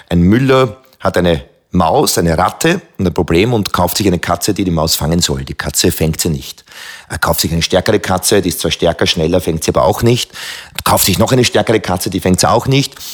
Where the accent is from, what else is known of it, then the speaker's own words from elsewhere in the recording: Lower Austria, Austria; weil diese Auwälder meiner Heimat äh, gleichzeitig auch so ein Rückzug, ein Leo für mich waren. Denn äh, ich habe damals beschlossen, so, ich werde jetzt Kampfkünstler, ich werde ein Krieger, das wird mein Weg. Aber ähm, in den, im nördlichen Weinviertel hat das natürlich äh, nicht sehr großen Anklang gefunden.